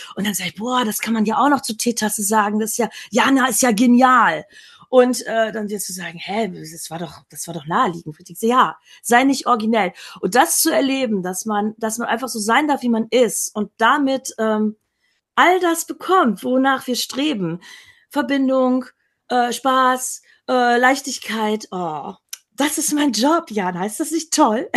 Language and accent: German; Emsland, Lower Saxony, Germany; Ich bin im Emsland aufgewachsen in Norddeutschland